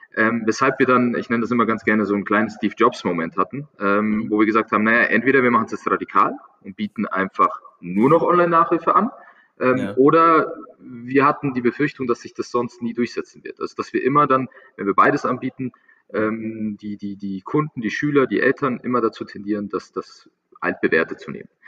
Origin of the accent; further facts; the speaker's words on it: Munich, Bavaria, Germany; ich, ich komme aus München, München ist ähm, relativ große Stadt